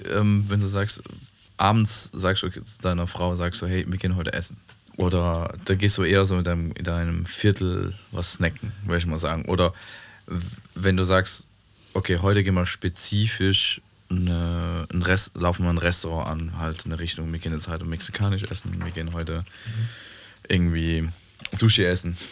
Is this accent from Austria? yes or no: no; Switzerland; Das ist da, wo ich herkomme in der Schweiz.